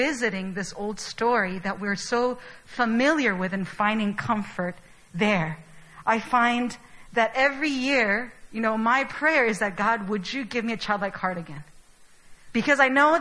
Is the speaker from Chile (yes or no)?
yes; Chile; now in Seoul, South Korea; I was born and raised in Chile